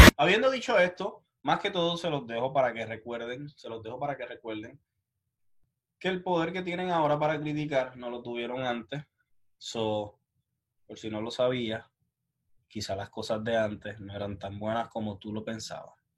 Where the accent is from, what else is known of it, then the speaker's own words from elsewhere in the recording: Puerto Rico; yo soy de Puerto Rico.